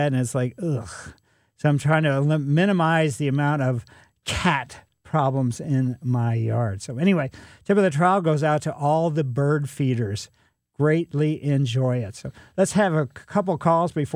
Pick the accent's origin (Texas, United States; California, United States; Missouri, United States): Missouri, United States; Ellisville; It's a little bit further east than I grew up in Ellisville